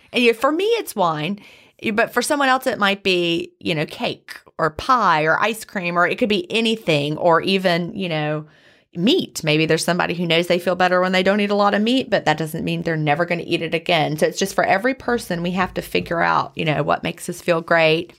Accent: the South, United States; also born or lived in Carrollton, Georgia; when two Southerners get together, we always talk about where's your family from

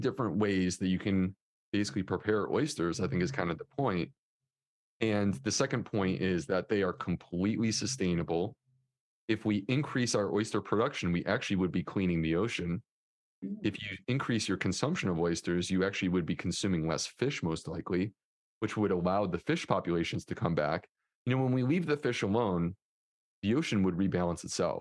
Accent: Northeast, United States; now in Charleston, United States; I grew up in the Northeast, like close to New York City.

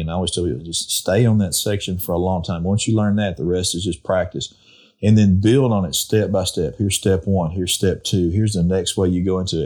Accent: Arkansas, United States; when I was a kid growing up in Arkansas

